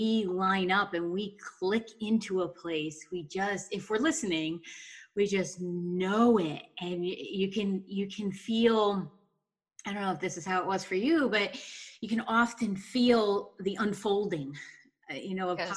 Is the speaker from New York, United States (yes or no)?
yes; Pine Plains, New York, United States; I grew up in Pine Plains